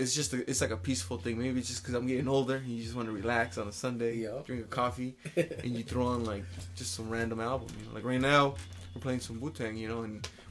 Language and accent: English; West Coast, United States; I grew up a lot on the West Coast